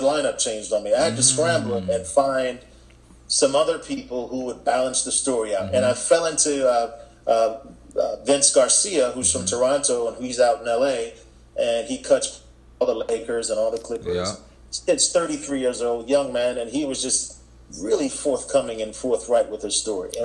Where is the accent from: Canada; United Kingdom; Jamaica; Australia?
Jamaica; now in Charlotte, United States; raised in Jamaica